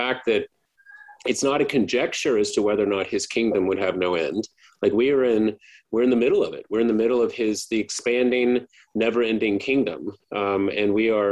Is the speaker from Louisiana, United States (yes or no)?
yes; Baton Rouge, Louisiana, United States; I grew up in East Baton Rouge Parish